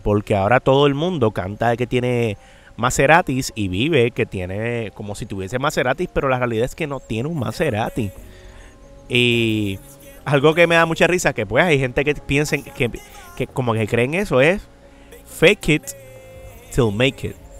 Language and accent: Spanish; San Juan, Puerto Rico; yo soy de Residencia Los Lloren Torres. es un, para el que no sepa, eso es como un proyecto público de vivienda